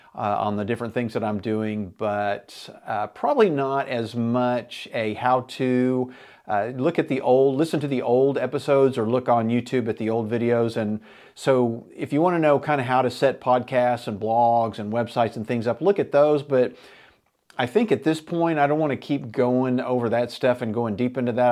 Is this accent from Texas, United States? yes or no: no; Enid, Oklahoma, United States; me and my buddies growing up in Enid, Oklahoma in the seventies